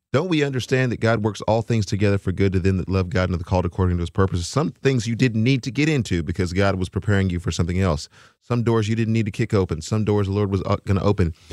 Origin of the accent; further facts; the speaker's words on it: Texas, United States; now in Nashville, United States; I am from Texas